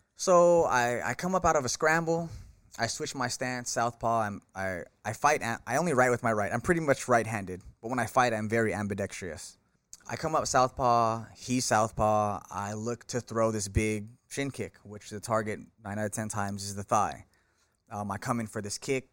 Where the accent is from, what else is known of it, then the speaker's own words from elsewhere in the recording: Bay Area, California, United States; born in California, born and raised in the Bay Area